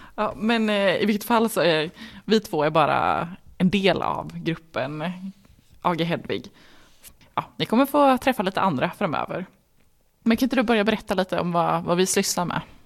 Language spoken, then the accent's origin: Swedish; Värmland, Sweden; Som är värmlänning